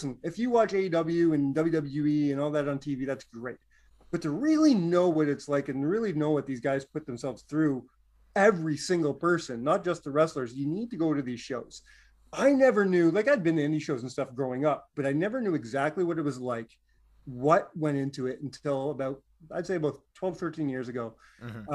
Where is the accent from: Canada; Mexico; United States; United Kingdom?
Canada; North Bay, Ontario; moved away; I'm originally from North Bay